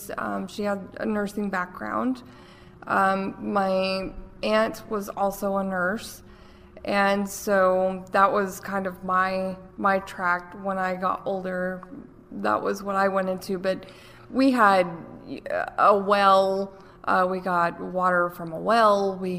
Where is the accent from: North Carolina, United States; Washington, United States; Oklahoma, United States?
North Carolina, United States; Asheville; Born and raised, Buncombe County. So I lived with my grandmother most of my childhood.